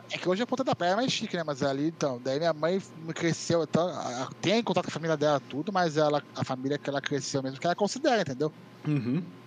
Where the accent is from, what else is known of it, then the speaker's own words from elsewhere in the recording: Itu, São Paulo, Brazil; Eu nasci em São Paulo, mas eu moro em Itu desde, desde pequeno. Meu pai é de Itu sou, sou, então eu falo que eu sou ituano